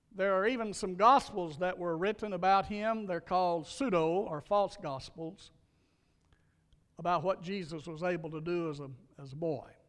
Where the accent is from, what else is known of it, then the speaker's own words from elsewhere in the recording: Louisiana, United States; my little church where I grew up in Louisiana